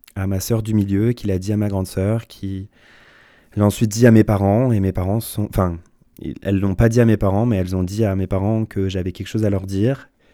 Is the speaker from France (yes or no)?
yes; Tassin-la-Demi-Lune, Auvergne-Rhône-Alpes, France; je suis né à Tassin la demi-lune, dans la province euh, de Lyon. Euh, j'ai grandi dans une famille aimante